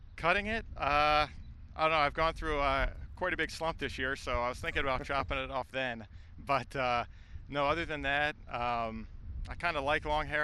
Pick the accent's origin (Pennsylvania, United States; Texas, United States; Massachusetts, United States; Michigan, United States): Pennsylvania, United States; Lancaster; I'm from Lancaster, Pennsylvania, and uh, always grew up watching Chase Utley with the Phillies